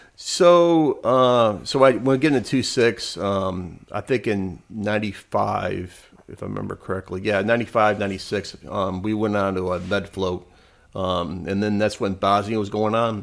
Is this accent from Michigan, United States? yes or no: yes; Michigan, United States; I would lived in Michigan, growing up in Michigan